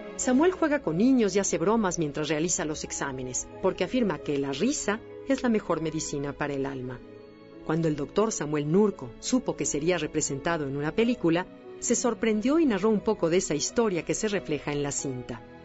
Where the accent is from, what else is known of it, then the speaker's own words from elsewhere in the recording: Mexico; como mexicanos